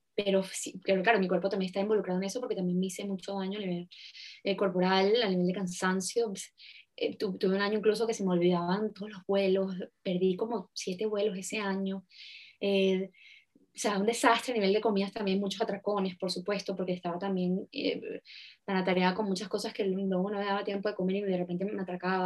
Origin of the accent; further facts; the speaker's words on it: Venezuela; en Venezuela, en mi país